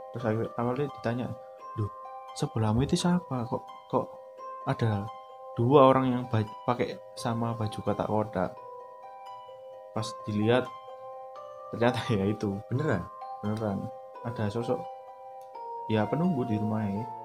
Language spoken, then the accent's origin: Indonesian; Surabaya, East Java, Indonesia; aku orang Surabaya, tapi nggak pernah aku.